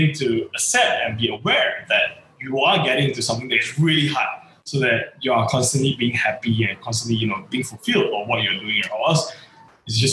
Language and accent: English; Seri Manjung, Perak, Malaysia; Setiawan, my hometown